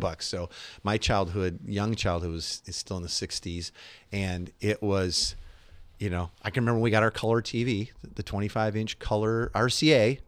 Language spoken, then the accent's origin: English; Chicago, Illinois, United States; I grew up in Chicago area